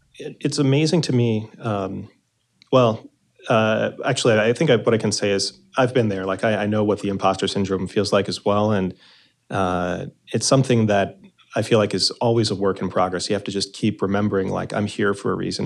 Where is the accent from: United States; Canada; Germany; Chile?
United States; New Jersey; I'm also from New Jersey.